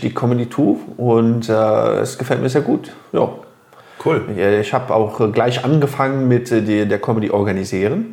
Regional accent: Luxembourg; also born or lived in Phoenix, Arizona, United States; Ich bin in Phoenix, Arizona geboren und hier in Luxemburg bin ich aufgewachsen.

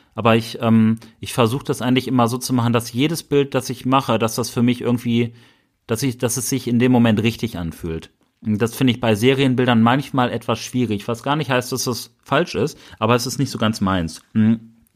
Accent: Bielefeld, North Rhine-Westphalia, Germany; wir kommen aus Bielefeld.

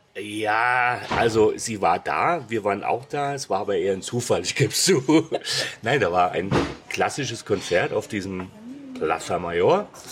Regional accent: Hesse, Germany; ich bin gebürtiger Hesse, es gibt kein R in der Sprache bei uns

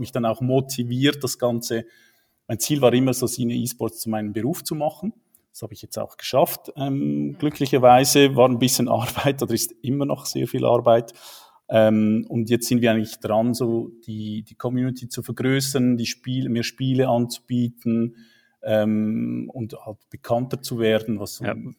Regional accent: Switzerland; accent: Swiss; wohne in der Schweiz, wie man unschwer an meinem Akzent hört

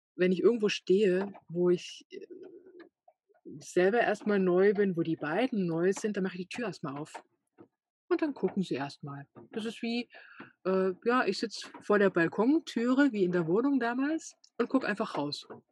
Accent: Saxony, Germany; moved away; ich komme ja auch aus Sachsen

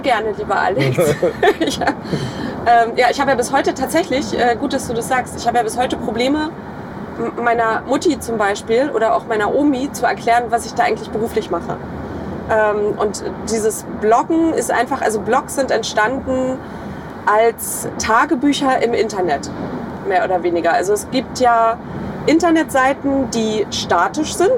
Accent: Eggesin, Mecklenburg-Vorpommern, Germany; ich komme aus Mecklenburg-Vorpommern, aus einem ganz kleinen Städtchen, das äh, wahrscheinlich niemand kennt, namens Eggesin.

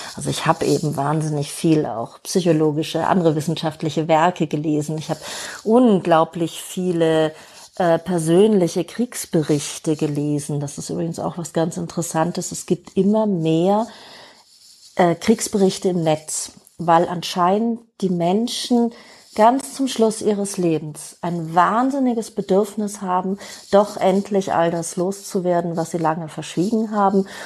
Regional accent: Germany; Bei uns in Deutschland

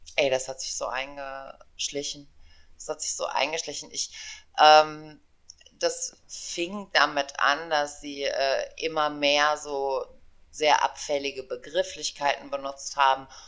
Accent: Aachen, North Rhine-Westphalia, Germany; also born or lived in East Germany; ich komme aus Aachen, ich habe drei Kinder

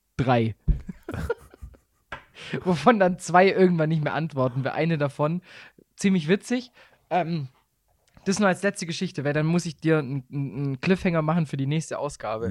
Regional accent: Swabia, Baden-Württemberg, Germany; accent: Swabian; moved away as an adult; now in Bavaria, Germany; als Schwabe

